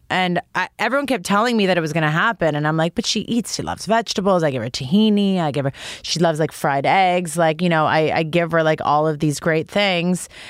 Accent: Toronto, Ontario, Canada; I grew up in Toronto

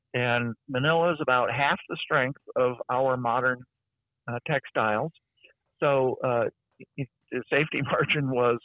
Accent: Los Angeles, California, United States; I grew up in Los Angeles

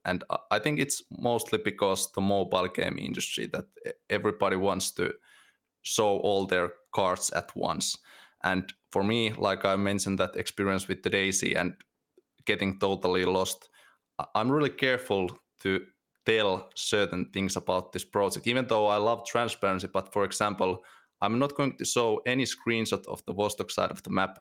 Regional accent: Finland; I, I lived near those places and near the Russian border for most of my life

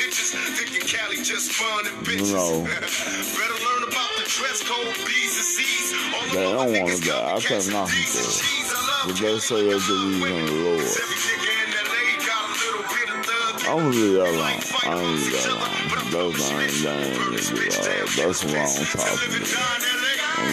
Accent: Milwaukee, Wisconsin, United States; I'm from Milwaukee

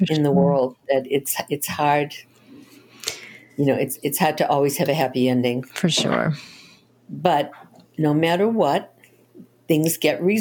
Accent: Boston, Massachusetts, United States; Yes, I'm from Boston.

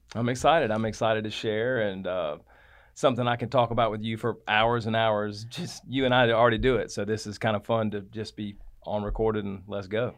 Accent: Atlanta, Georgia, United States; I grew up in South Atlanta

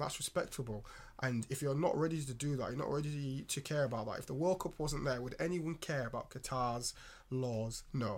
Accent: England, United Kingdom; an English-born uh, boy in this country

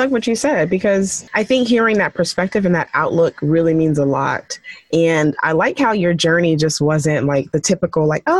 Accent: Nigeria; my parents want to be a pharmacist and, you know, I'm Nigerian and they always trying to push what they want.

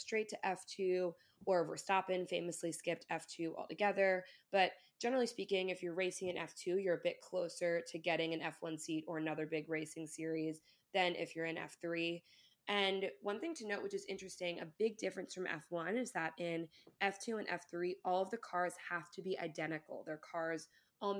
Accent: Ireland; I'm also Irish

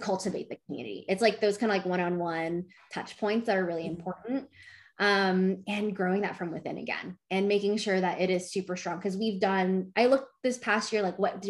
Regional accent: Dallas, Texas, United States; I've been born and raised in Dallas

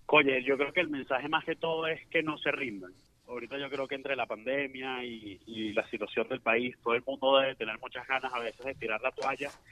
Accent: Venezuela; nosotros nos preparamos nueve meses como venezolanos

